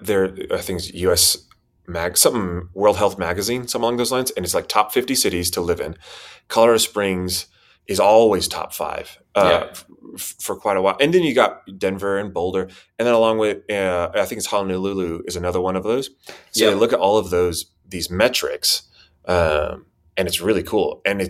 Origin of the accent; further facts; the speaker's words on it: Spain; also born or lived in Costa Rica / Chile; I was born in Costa Rica, and their father was a diplomat or a doctor or a missionary. So a lot of language training schools there. That's where I was born. Moved to Chile. But I was raised mostly in Spain.